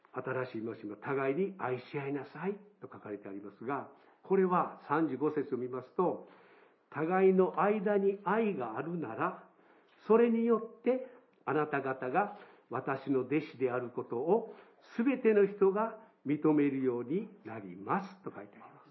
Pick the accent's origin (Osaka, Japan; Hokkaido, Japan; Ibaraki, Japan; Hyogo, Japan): Hyogo, Japan; Kobe; 私、神戸中教会で育ちましたけど